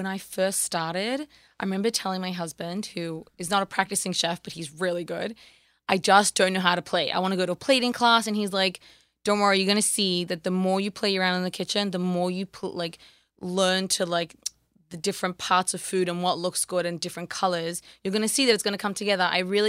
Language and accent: English; Australia; accent: Australian; I like hanging out with you because then my Australian accent develops better.